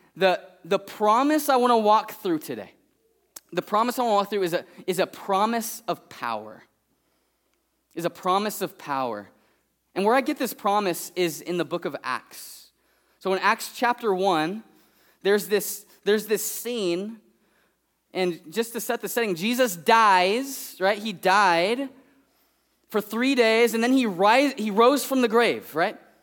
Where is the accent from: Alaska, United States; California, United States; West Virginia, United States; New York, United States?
California, United States; Fresno; I'm from Fresno